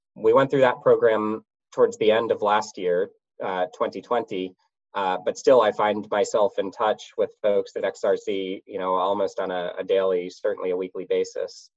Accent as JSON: {"language": "English", "country": "United States", "tie": "born or raised there", "said": "I grew up outside of the DC area"}